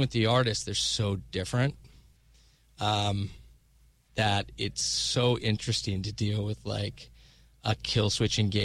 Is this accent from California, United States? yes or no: no; Dallas, Texas, United States; moved away as an adult; also born or lived in Los Angeles; now in New York, United States; Dallas is my hometown, I moved away from there now 20 years ago.